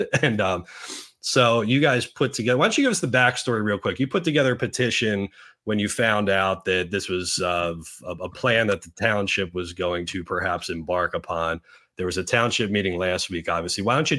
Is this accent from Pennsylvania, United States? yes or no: yes; Gilbertsville, Pennsylvania, United States; my hometown of New Hanover, Gilbertsville.